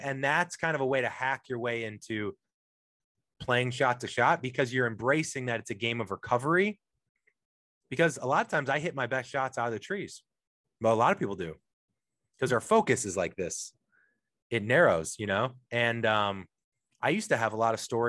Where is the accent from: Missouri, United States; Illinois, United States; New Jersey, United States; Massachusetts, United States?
Missouri, United States; St. Louis; now in Los Angeles, United States; I'm from St. Louis originally. I'm in Los Angeles now